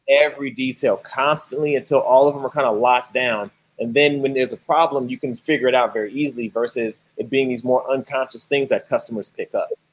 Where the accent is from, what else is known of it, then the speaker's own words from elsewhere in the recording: Chicago, Illinois, United States; moved away; I'm actually from Chicago.